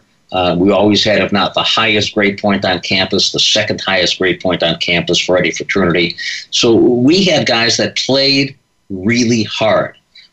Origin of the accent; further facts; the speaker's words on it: Lincolnwood, Illinois, United States; also born or lived in Chicago; 1956, I was born in Chicago. Mom and dad moved to a community called Lincolnwood, which literally is the first suburb north of Chicago